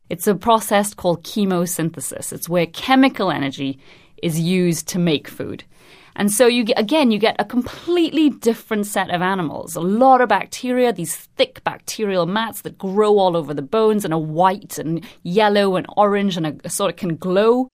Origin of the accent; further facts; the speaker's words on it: Trinidad & Tobago; moved away; I'm originally from Trinidad and Tobago